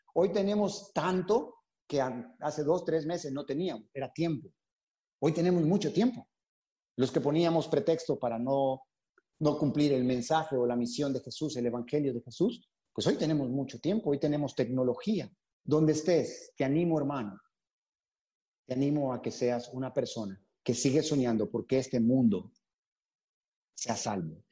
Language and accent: Spanish; Honduras; moved away as an adult; also born or lived in San Pedro Sula, Honduras; now in Panama; Nos convertimos en la iglesia de San Pedro Sula allá por eh, abril de 1998 en Honduras. Así que somos catrachos